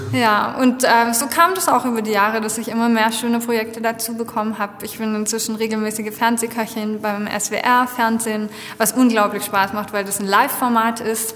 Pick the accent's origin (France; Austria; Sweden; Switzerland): France; moved away; ich bin in Frankreich aufgewachsen